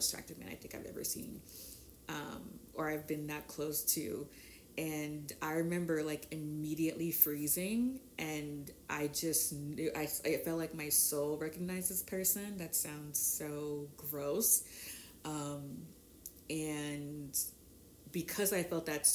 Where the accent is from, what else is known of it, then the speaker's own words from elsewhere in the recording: Boston, Massachusetts, United States; also born or lived in Haiti / Mattapan, Massachusetts; I was born in Haiti. I was trafficked to Boston.